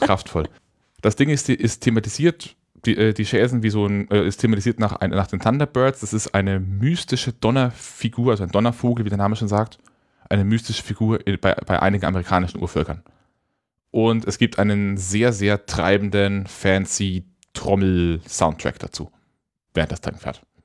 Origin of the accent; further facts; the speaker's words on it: Nuremberg, Bavaria, Germany; in meiner Kindheit auch immer in Nürnberg